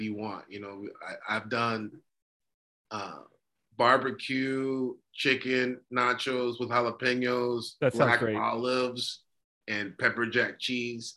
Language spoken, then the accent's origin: English; California, United States; We're both from California, by the way. Both California natives